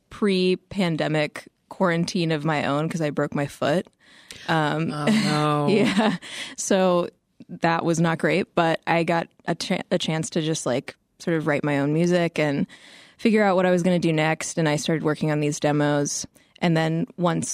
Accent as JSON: {"language": "English", "region": "Midwest", "country": "United States", "tie": "born or raised there", "said": "I grew up in the Midwest"}